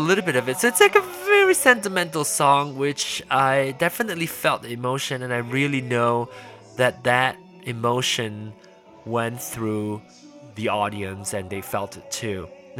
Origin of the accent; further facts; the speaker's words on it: Penang, Malaysia; that is where I was born, where I was growing. I grew up in Penang.